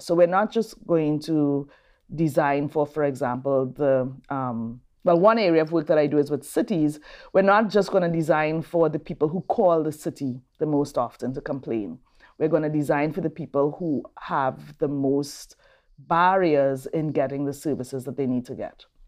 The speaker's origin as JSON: {"language": "English", "country": "Trinidad & Tobago", "tie": "born or raised there", "also_born_or_lived": "Brazil / New Orleans, United States", "moved": "as an adult", "lives_now": "Raleigh, United States", "said": "I'm from Trinidad and Tobago."}